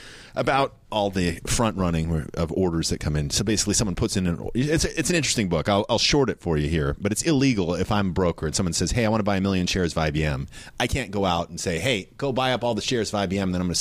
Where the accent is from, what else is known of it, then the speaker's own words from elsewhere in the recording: Carmel Valley, California, United States; also born or lived in Davis, California; I grew up in Carmel Valley, California, which is not really very close to the beach, but my parents would drive me into Monterey.